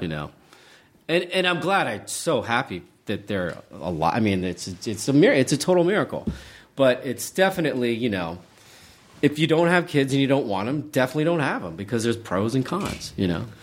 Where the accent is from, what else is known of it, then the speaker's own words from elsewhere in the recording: Charleston, West Virginia, United States; moved away; I grew up in Charleston, West Virginia